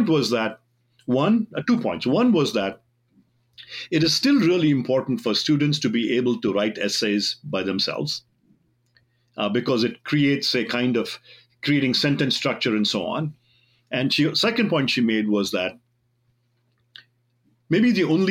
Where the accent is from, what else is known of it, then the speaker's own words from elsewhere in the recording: India; accent: Indian; my own Indian accent